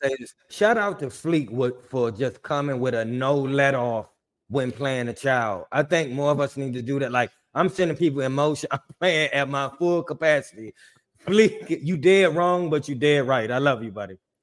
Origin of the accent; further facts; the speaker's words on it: Washington, District of Columbia, United States; I'm from D C. I, I grew up on Joe Gibbs